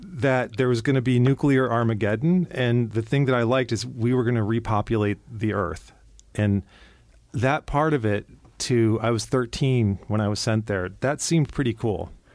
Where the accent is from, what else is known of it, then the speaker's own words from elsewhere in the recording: Cleveland, Ohio, United States; I grew up in Cleveland, Ohio